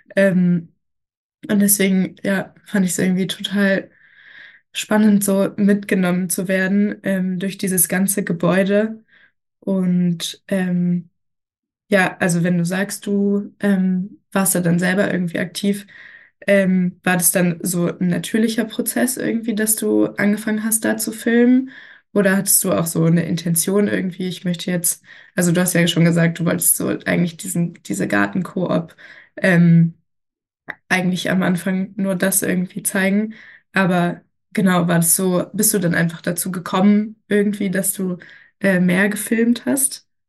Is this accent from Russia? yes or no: no; Berlin, Germany; ich komme auch aus Berlin